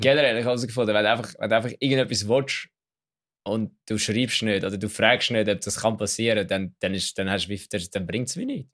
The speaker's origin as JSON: {"language": "German", "country": "Switzerland", "said": "als Schweizer"}